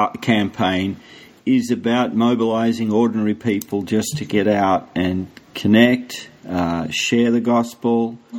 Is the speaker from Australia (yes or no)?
yes; Australia; I'm from Australia.